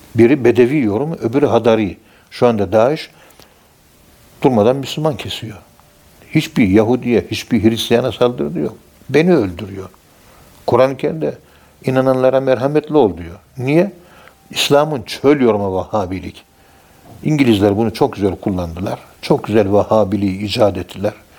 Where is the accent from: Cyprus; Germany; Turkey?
Turkey; Ankara; Biz Ankara'nın yerlisiyiz